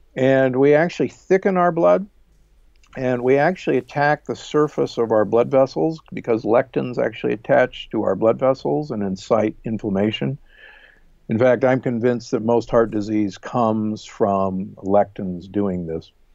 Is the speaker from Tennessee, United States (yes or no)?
no; Omaha, Nebraska, United States; moved away; also born or lived in Milwaukee, Wisconsin; I grew up in Omaha, Nebraska, and uh, actually in Milwaukee, just above you